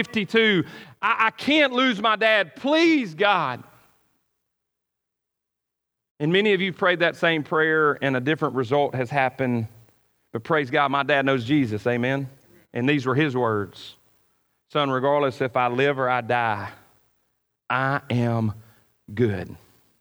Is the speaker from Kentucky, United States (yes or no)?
no; near Itta Bena, Mississippi Delta, United States; I grew up in the Mississippi Delta, not far from Edobina, Mississippi